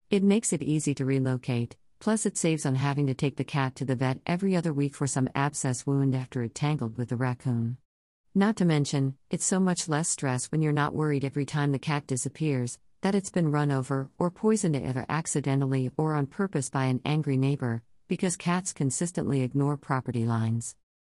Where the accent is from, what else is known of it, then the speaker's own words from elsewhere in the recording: Florida, United States; I was living in increasingly conservative, intolerant Florida